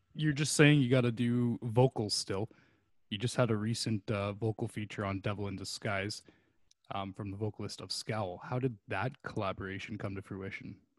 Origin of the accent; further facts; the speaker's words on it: Canada; a Canadian, like myself